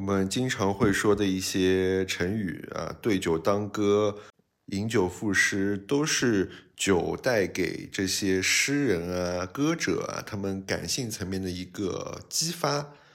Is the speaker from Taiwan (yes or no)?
no; China; 我们中国人还是一个比较含蓄